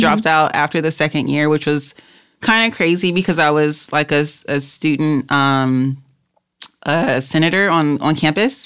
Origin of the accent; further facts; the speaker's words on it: Los Angeles, California, United States; I grew up in South Central L